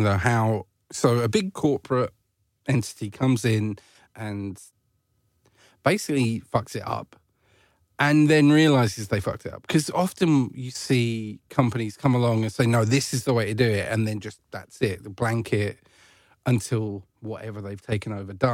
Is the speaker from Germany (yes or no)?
no; Essex, East of England, United Kingdom; I grew up in Essex